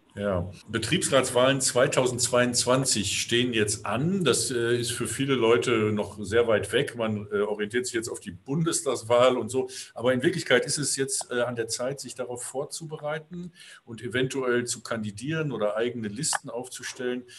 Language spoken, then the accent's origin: German; Ahlen, North Rhine-Westphalia, Germany; In meiner Heimatstadt Aalen in Westfalen